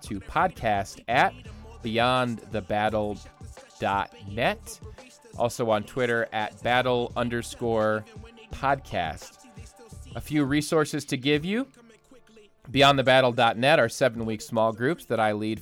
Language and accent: English; Ohio, United States; now in Michigan, United States; I grew up in Ohio where there's four seasons of the year